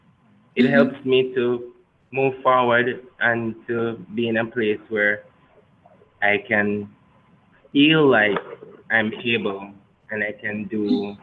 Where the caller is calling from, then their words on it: Kingston, Jamaica; I'm calling from Kingston, Jamaica.